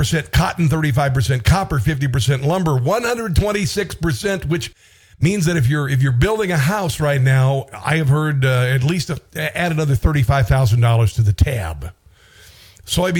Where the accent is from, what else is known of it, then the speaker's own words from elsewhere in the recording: Iowa, United States; moved away; Iowa's my home state